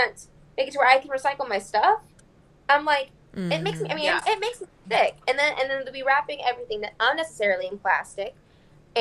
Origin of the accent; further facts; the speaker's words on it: Texas, United States; I am originally from Texas